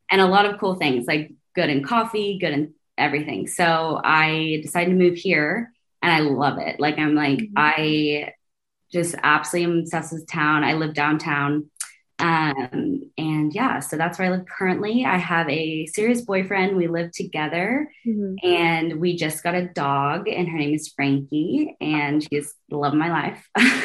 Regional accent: Fayetteville, Arkansas, United States; So I grew up in Fayetteville, Arkansas. It is the number three place to live in the country. And so that's why my mom chose to raise us there.

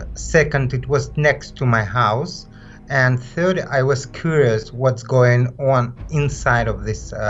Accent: Orenburg, Orenburg Oblast, Russia; now in St. Petersburg, Russia; I'm 43. I'm from Orenburg, but I do live nearby St. Petersburg now

